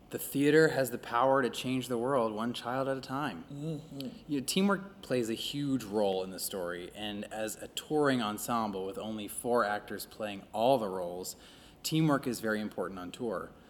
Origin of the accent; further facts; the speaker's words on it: Birmingham, Alabama, United States; I'm from Birmingham, Alabama.